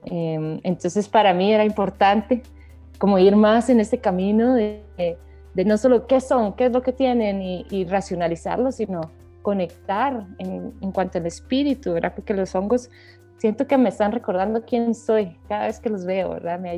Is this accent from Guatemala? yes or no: yes; Guatemala; soy de Guatemala